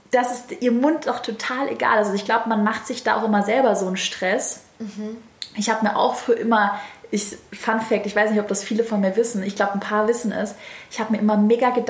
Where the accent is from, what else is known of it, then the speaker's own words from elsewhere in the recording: Baden-Württemberg, Germany; accent: Swabian; Und ich habe einen leicht schwäbischen Dialekt, aber genauso bin ich.